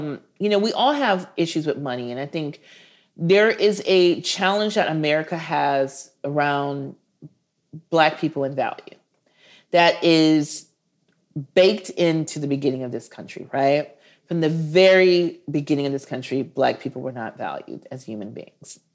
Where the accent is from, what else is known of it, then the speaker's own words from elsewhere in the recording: Minneapolis, Minnesota, United States; also born or lived in Milwaukee; I'm from Minneapolis, and George Floyd was murdered 6 blocks away from where I went to elementary school.